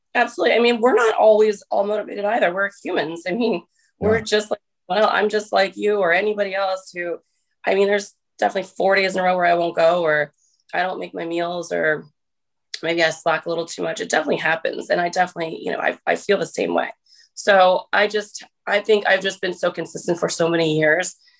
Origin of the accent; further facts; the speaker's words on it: New Jersey, United States; also born or lived in St. Louis, Missouri; I'm from New Jersey